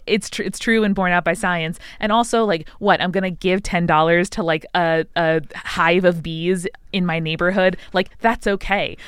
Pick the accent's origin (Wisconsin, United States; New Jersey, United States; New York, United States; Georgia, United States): New York, United States; Long Island; I grew up in Long Island, uh, a suburb of New York City